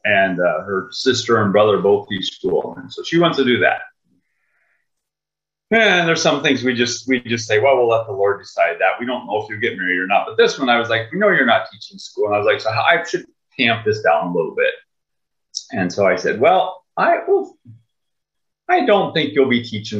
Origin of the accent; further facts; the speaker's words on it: Minnesota, United States; I'm from Lowman, Minnesota. It's a little town way up northern Minnesota by Sub International Falls